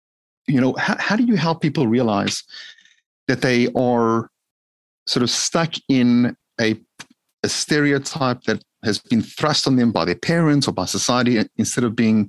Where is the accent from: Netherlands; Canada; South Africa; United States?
South Africa; growing up in South Africa, grew up in a very modest way, meaning, you know, most people think of Jewish, Caucasian South Africans having a lot of dough, grew up very modest.